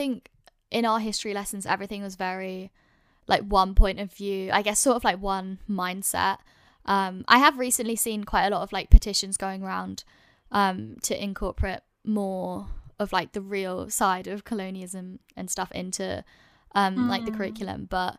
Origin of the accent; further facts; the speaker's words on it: London, United Kingdom; I'm lucky that I grew up in London, and most like I've been to multicultural schools